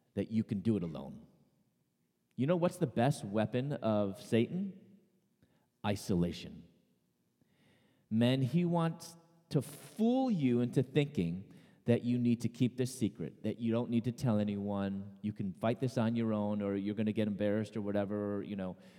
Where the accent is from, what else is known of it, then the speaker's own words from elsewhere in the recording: Chicago, Illinois, United States; I was born and raised in Chicago